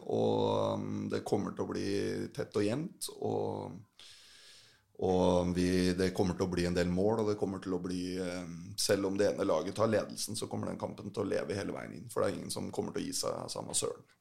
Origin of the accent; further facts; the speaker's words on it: Fredrikstad, Østfold, Norway; jeg, er, fra Fredrikstad